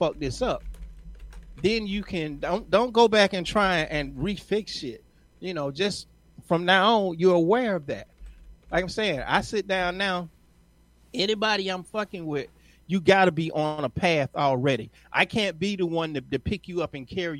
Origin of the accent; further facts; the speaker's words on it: Atlanta, Georgia, United States; I'm from Atlanta